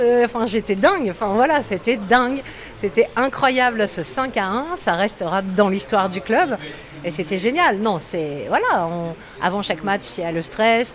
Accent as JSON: {"language": "French", "town": "Lambersart", "region": "Hauts-de-France", "country": "France", "tie": "born or raised there", "said": "j'ai grandi à Lambersart"}